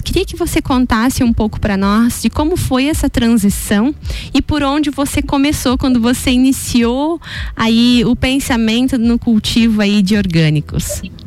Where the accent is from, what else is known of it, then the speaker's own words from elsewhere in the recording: Canoinhas, Santa Catarina, Brazil; Eu também sou de Canoinhas